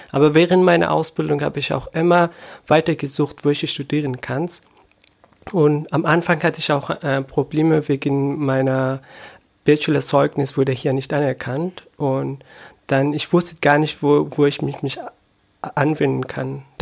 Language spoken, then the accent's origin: German; Afghanistan; German is a second language; moved away as an adult; now in Brandenburg an der Havel, Germany; Ich bin um 490 bin ich in Afghanistan geboren und zur Schule gegangen und auch der Uni. Und im 2015, am Ende 2015 bin ich nach Deutschland als Geflüchteter hergekommen.